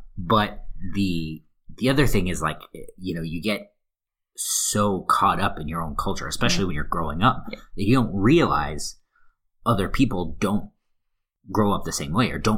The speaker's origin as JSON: {"language": "English", "region": "Texas", "country": "United States", "also_born_or_lived": "New Zealand / New York / Liverpool / Glasgow", "moved": "yes", "lives_now": "Luxembourg", "said": "I'm originally from Texas."}